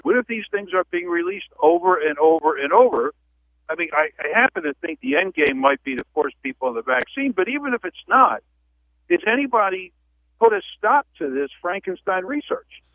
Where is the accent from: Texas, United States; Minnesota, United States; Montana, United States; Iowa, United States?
Iowa, United States; now in Idaho, United States; when I was a kid growing up in Iowa